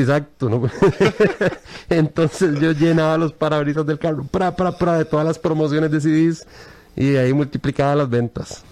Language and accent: Spanish; Costa Rica; como ticos nosotros vivimos criticando